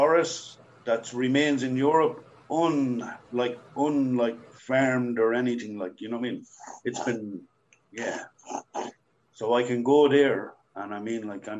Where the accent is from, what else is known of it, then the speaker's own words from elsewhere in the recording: Ireland; We speak English the way we speak English as Irish.